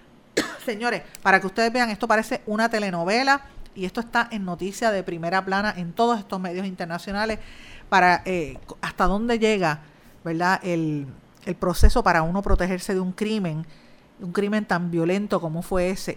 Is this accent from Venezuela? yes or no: no; Guaynabo, Puerto Rico; mi pueblo de Guaynabo